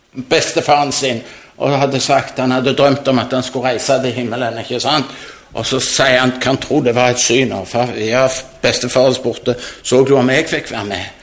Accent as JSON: {"language": "Norwegian", "town": "Jørpeland", "region": "Rogaland", "country": "Norway", "said": "hjemme på Jørpeland"}